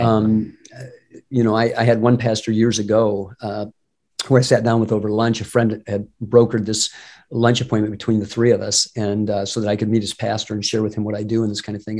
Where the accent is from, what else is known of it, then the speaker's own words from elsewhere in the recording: Detroit, Michigan, United States; I grew up in the Detroit area